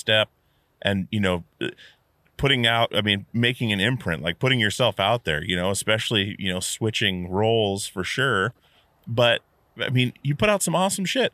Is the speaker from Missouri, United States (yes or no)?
no; Alaska, United States; growing up in Alaska